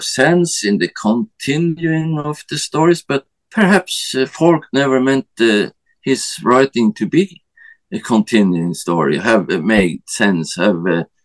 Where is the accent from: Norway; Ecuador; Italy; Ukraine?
Norway; I'm from Norway